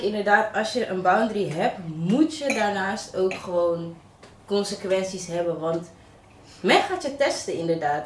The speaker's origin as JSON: {"language": "Dutch", "town": "Amsterdam", "region": "North Holland", "country": "Netherlands", "said": "ik kom uit Amsterdam"}